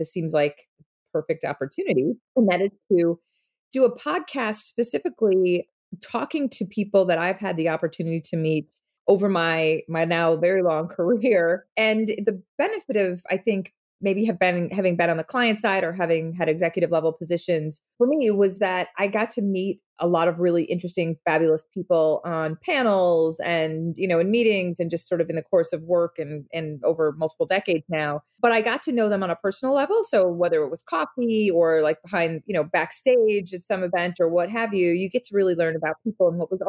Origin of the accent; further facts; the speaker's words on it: Midwest, United States; born there; I was born in the Midwest.